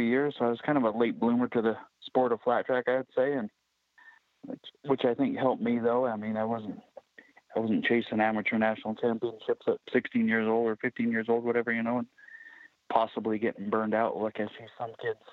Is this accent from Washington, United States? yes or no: yes; Mica, Washington, United States; I was born right here in Micah, about 50 feet away from where I live right now. We have an old mobile home here and raised right here